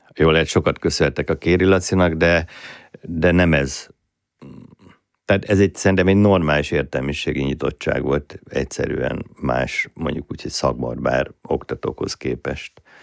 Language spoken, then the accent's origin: Hungarian; Budapest, Hungary; Budai gyerek vagyok, elég furcsa konstrukció vagyok, budai proli gyerek